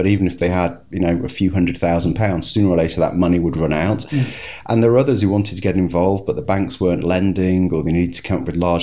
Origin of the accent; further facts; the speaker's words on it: United Kingdom; being British